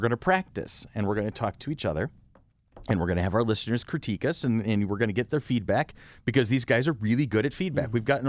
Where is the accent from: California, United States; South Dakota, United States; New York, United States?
New York, United States; Rochester